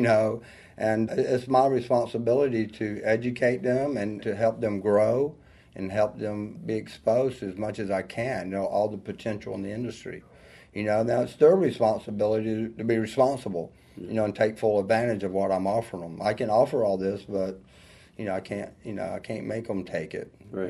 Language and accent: English; North Georgia, United States; also born or lived in Atlanta, Georgia; I grew up in North Georgia, you know, and uh, out in the country, actually. I'm definitely a country boy. You can hear from the accent